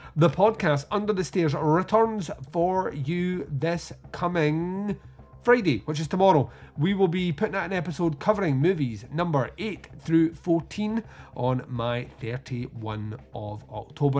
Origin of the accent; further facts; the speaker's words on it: Scotland, United Kingdom; accent: Scottish; we're Scottish and slurred speech with a Scottish accent